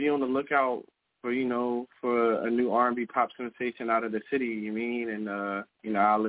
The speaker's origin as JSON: {"language": "English", "town": "Philadelphia", "region": "Pennsylvania", "country": "United States", "also_born_or_lived": "Virginia (757 area)", "moved": "yes", "lives_now": "Virginia, United States", "said": "I'm from South Philly, but I'm out here in the 757 right now"}